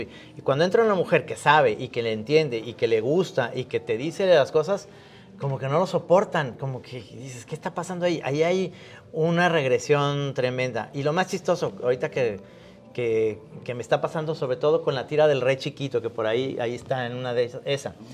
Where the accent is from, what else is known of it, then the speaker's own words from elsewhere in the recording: Mexico; como caricaturista mexicano